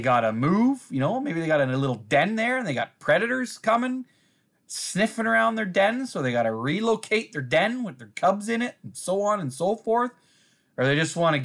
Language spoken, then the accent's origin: English; Uxbridge, Ontario, Canada; my hometown here